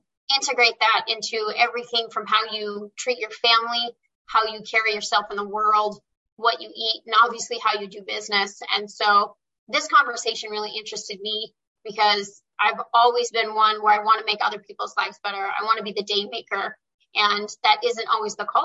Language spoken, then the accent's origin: English; Idaho, United States; moved away as an adult; also born or lived in Rochester, New York / Spokane, Washington; moved back to my hometown in Idaho